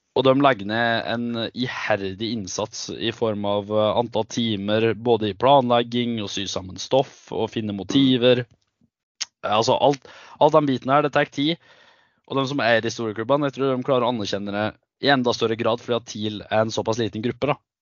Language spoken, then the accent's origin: Norwegian; Gudbrandsdalen, Innlandet, Norway; jeg er fra Gudbrandsdalen, men jeg har to foreldre som er ifra Nord-Troms